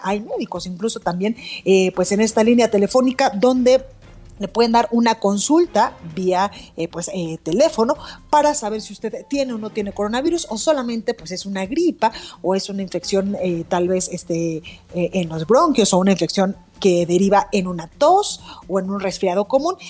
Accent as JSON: {"language": "Spanish", "town": "Guadalajara", "region": "Jalisco", "country": "Mexico", "moved": "yes", "lives_now": "Mexico City, Mexico", "said": "en Guadalajara, Jalisco, en mi tierra"}